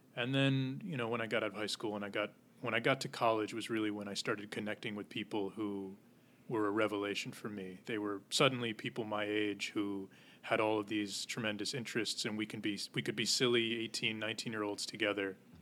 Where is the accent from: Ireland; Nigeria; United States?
United States; Goshen, New York; moved away as an adult; now in Manhattan, United States; In a town called Goshen, New York, which is in the Hudson Valley